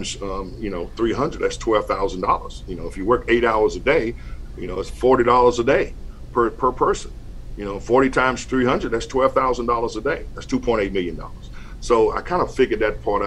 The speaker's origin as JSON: {"language": "English", "region": "North Carolina", "country": "United States", "tie": "born or raised there", "moved": "yes", "said": "a school in North Carolina in my hometown"}